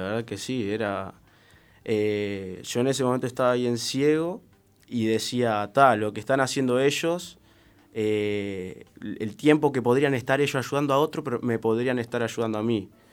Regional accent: Salto, Uruguay; now in Montevideo, Uruguay; me mudo de Salto, eh, yo soy salteño, hace tres años que estoy acá en Montevideo

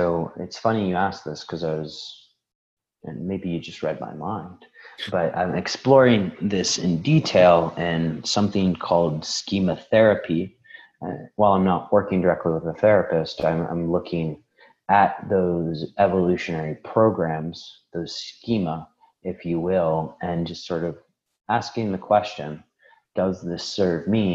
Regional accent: Chicago, Illinois, United States; moved away; I was born in Chicago

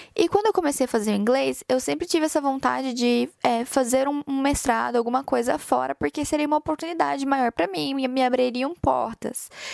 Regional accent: Goiânia, Goiás, Brazil; moved away as an adult; now in Ireland; eu saí de Goiânia, lá do meio do Brasil, lá no meio de Goiás

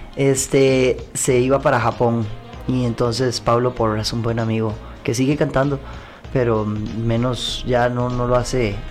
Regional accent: Costa Rica; also born or lived in Washington, DC, United States / Pittsburgh, United States; cuando llegué de Pittsburgh a Costa Rica

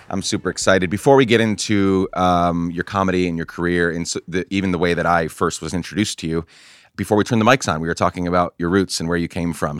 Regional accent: Guatemala; I grew up in Guatemala

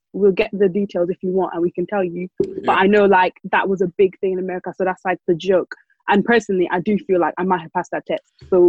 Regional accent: Ireland; cause obviously I grew up in Ireland

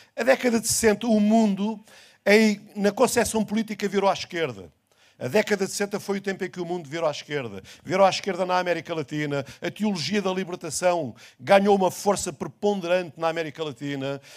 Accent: Portugal; o mundo onde eu nasci, o Portugal onde eu cresci, já não existe mais

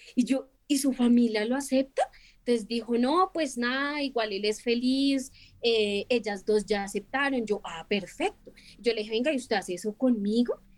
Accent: Bogotá, Colombia

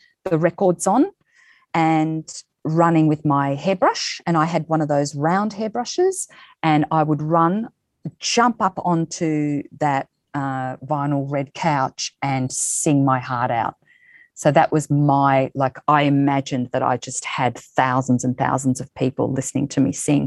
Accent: Lilydale, Victoria, Australia; I'm from Lilydale, Victoria, so Wurundjeri. I was born on Wurundjeri land. So Lilydale, Victoria.

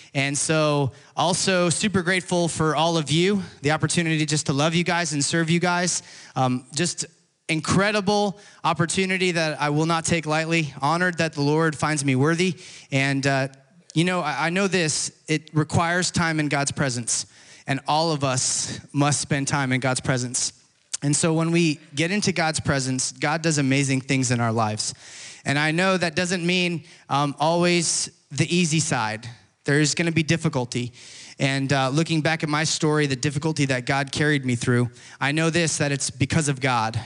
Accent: Florida, United States; I grew up in Florida.

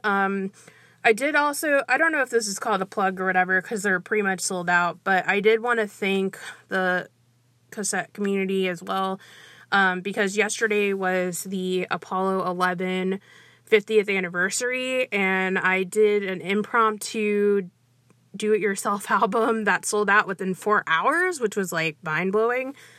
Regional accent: Brazil; moved away; I'm originally from Brazil

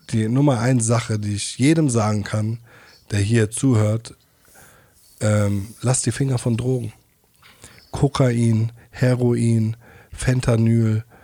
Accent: Mainz, Rhineland-Palatinate, Germany; Weil ich komme ja aus Mainz-Hechtsheim, ne?

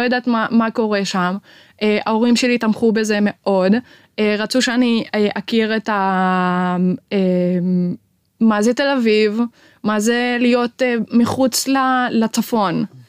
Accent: Maghar, Northern District, Israel; אני מהפריפריה, אני ממע'אר

